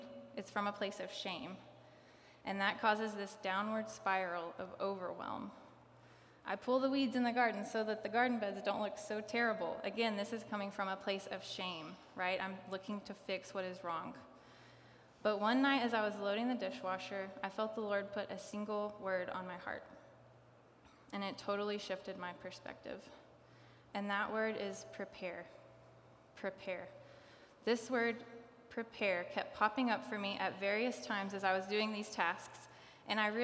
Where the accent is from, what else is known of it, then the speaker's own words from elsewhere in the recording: Kingsport, Tennessee, United States; I grew up around here. I grew up in Kingsport